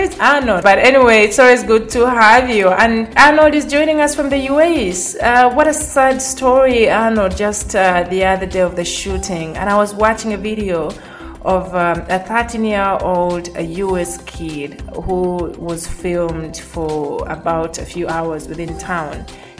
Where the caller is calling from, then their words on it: Dakar, Senegal; I am joining you from Dakar.